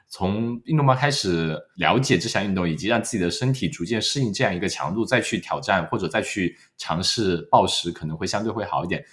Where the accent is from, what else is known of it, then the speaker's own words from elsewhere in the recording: Wenzhou, Zhejiang, China; now in Australia; 我们温州的穿衣风格一直是走在所谓的时尚前沿的